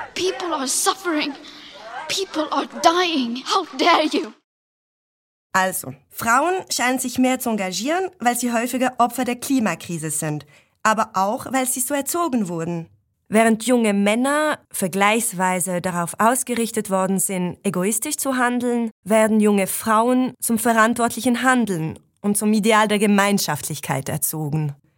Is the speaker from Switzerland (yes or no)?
yes; Switzerland; ich habe einen Akzent, weil ich aus der Schweiz komme